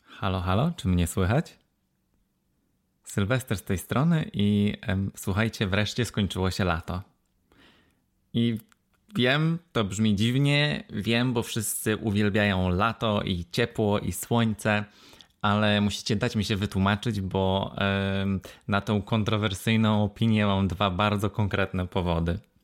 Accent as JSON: {"language": "Polish", "town": "Wrocław", "region": "Lower Silesian Voivodeship", "country": "Poland", "said": "ja jestem z Wrocławia"}